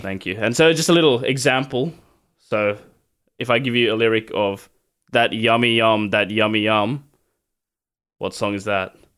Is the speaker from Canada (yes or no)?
no; Sri Lanka; I'm Sri Lankan